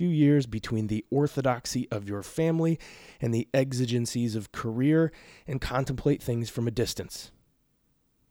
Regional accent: Portland, Oregon, United States; moved away; I grew up on 40th and Hawthorne.

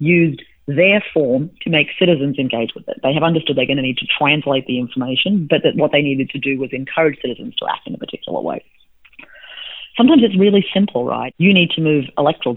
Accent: Australia; now in United States; I'm an Australian citizen

